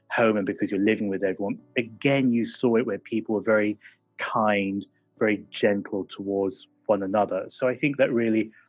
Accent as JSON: {"language": "English", "region": "England", "country": "United Kingdom", "tie": "born or raised there", "said": "it was difficult growing up in England in the 1980s"}